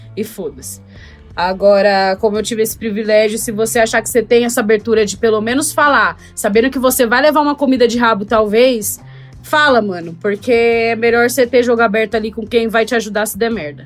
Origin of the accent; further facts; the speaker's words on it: Brazil; also born or lived in United States; eu sou do Brasil